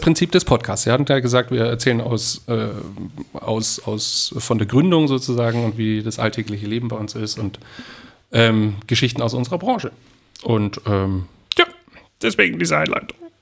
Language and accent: German; Aichach, Bavaria, Germany; moved away; Aus meiner Heimatstadt ist es zum Beispiel auch so eine Tradition geworden, dass sich am 23. trifft man sich in äh, einer bestimmten Bar in Eichach